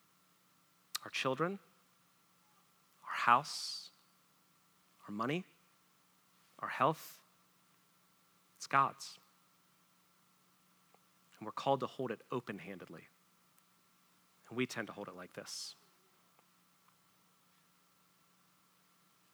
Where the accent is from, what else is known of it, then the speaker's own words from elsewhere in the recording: United States; I was born as an American